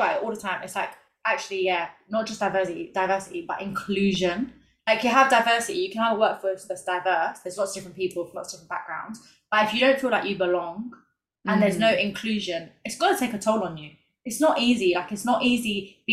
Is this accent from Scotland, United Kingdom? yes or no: no; London, United Kingdom; accent: cockney; Londoners, people who spoke like me, because sometimes, especially when I'm drunk, like, my accent turns very cockney